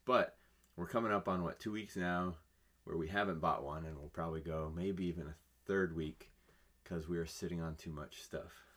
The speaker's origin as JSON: {"language": "English", "region": "California", "country": "United States", "said": "I'm from California"}